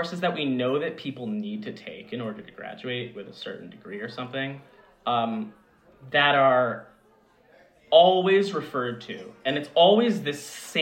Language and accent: English; Long Island, New York, United States; I am from Long Island, New York